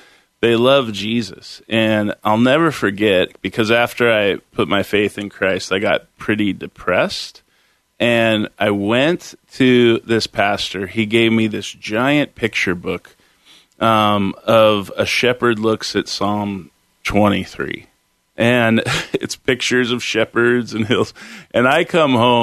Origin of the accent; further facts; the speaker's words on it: Concord, California, United States; moved away as an adult; also born or lived in Sacramento, California / Chico, California; now in Portland, United States; I grew up in the Bay Area, Concord, California, and then in high school, we moved to Sacramento